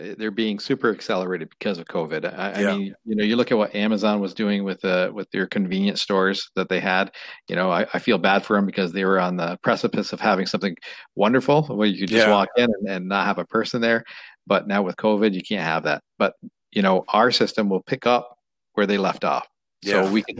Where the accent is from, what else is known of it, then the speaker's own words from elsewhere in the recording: Canada; You know, we're Canadian. We're doing an Ontario-based business.